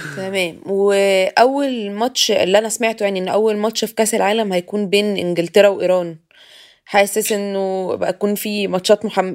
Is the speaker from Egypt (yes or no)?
yes; Egypt; انا كحد مصري